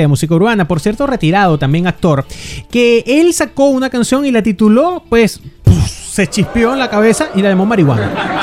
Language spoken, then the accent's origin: Spanish; Venezuela; moved away; como buenos venezolanos que somos